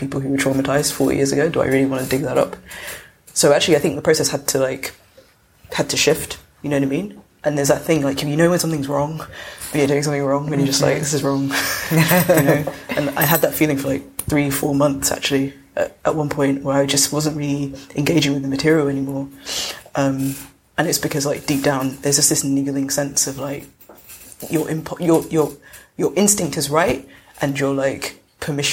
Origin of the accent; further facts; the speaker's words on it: London, United Kingdom; I grew up in South London